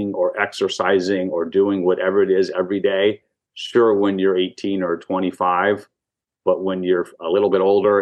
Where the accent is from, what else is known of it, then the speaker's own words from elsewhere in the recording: Manhattan Beach, California, United States; also born or lived in Hollywood; I grew up in Manhattan Beach, four blocks from the beach, two blocks from the pier